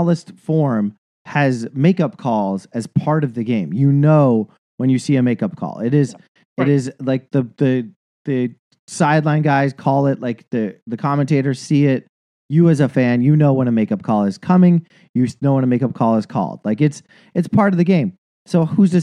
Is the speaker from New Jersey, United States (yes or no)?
no; Kalispell, Montana, United States; my hometown in Kalispell, Montana